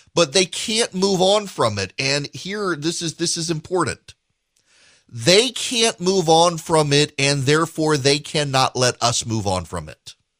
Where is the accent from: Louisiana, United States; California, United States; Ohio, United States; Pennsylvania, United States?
Louisiana, United States; South; I'm from South Louisiana